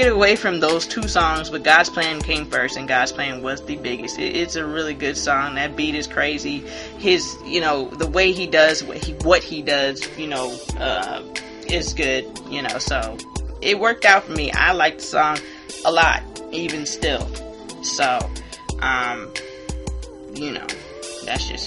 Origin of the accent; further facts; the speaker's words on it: Hilton Head, South Carolina, United States; I grew up on Hilton Head, South Carolina